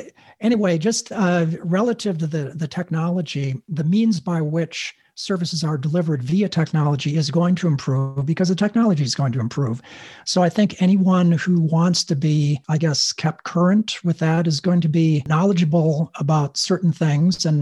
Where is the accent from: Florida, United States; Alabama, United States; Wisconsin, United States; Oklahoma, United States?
Wisconsin, United States; I grew up in Wisconsin, you know, the upper